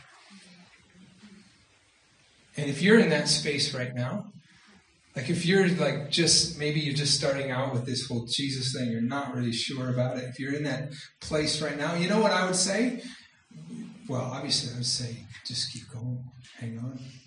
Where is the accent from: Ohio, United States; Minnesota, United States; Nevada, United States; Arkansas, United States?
Minnesota, United States; Minneapolis; I'm from Minneapolis